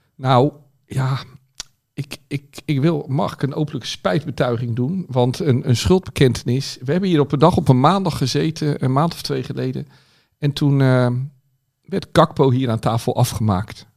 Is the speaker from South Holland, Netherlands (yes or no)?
yes; Rotterdam, South Holland, Netherlands; als Rotterdammer